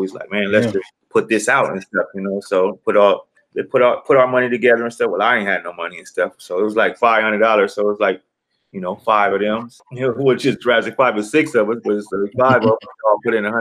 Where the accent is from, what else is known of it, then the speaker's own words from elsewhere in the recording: Los Angeles, California, United States; I'm from South Central.